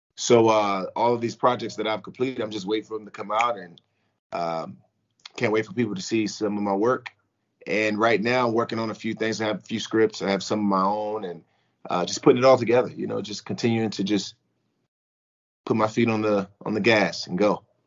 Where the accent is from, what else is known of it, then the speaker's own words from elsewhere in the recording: United States; I came back to my hometown team, which is the Washington football team.